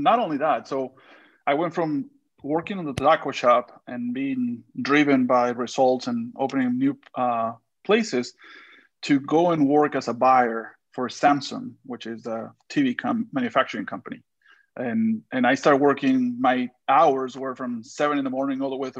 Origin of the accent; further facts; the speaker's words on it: Monterrey, Nuevo León, Mexico; born there; So I was born in Monterrey, which is literally across the border from Texas. And then my dad was in sales. We live, I want to say, in 12 different states within Mexico.